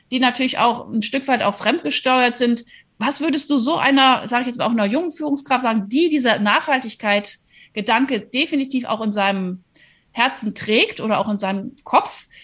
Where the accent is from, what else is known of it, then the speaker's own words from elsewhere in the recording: Rhineland, Germany; also ich, ich komme ja aus dem Rheinland äh, und also da durfte man weder im Rhein schwimmen noch in der Nordsee.